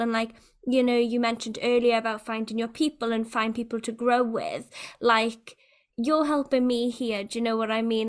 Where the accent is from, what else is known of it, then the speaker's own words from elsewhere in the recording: Wales, United Kingdom; a Welsh person